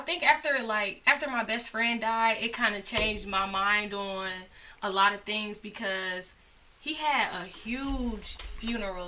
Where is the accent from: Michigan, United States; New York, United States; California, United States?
Michigan, United States; Detroit; I'm from Detroit. I'm from the West Side